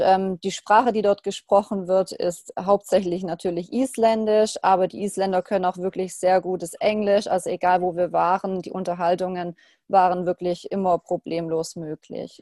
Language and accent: German; Germany; bei uns in Deutschland